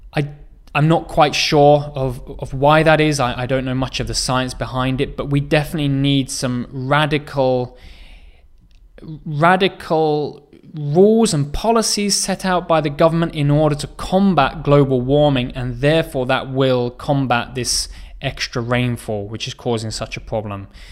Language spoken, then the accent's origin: English; England, United Kingdom; moved away as an adult; now in South Korea; my home country where I was born, uh, in England, but also where I live now in Korea